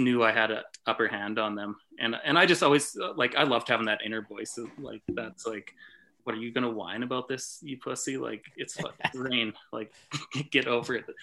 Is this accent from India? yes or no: no; Canada; growing up in Canada